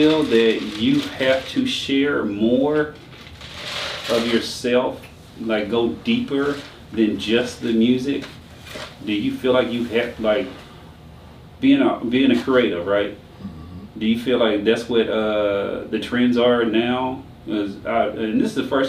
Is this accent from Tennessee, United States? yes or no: yes; Nashville, Tennessee, United States; now in Macon, United States; I'm originally from Tennessee, Nashville, though, not Memphis